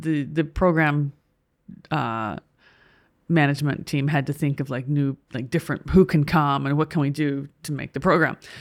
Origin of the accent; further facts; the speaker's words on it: United States; as an American